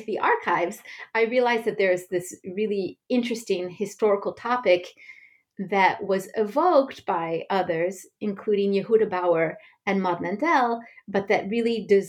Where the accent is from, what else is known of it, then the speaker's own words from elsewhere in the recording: United States; now in France; As one can hear, I was born and raised in the United States.